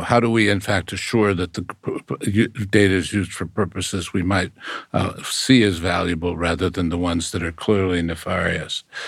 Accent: United States; as an American

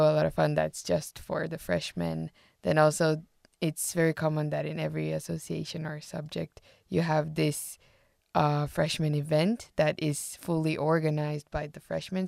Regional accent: Brazil; now in Finland; I'm from Brazil

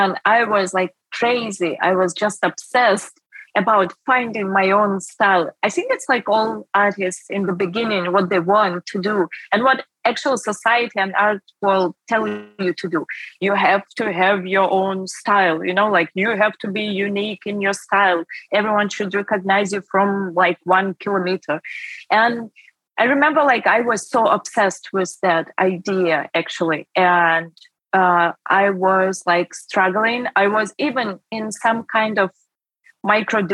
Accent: Russia; moved away as an adult; also born or lived in Ukraine / Moscow, Russia; now in Germany; I was born in Ukraine. And then I, like when I was like around 8, I moved to Russia with my mom

